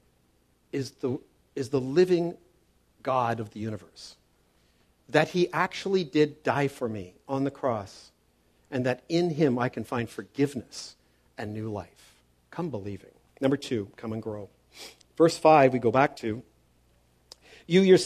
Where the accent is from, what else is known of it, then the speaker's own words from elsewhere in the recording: Toronto, Ontario, Canada; When I grew up in Toronto, he was a general manager of a construction company